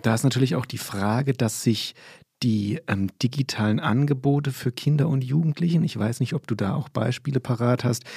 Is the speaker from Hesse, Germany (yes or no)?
yes; Limburg an der Lahn, Hesse, Germany; moved away; ich bin in Limburg groß geworden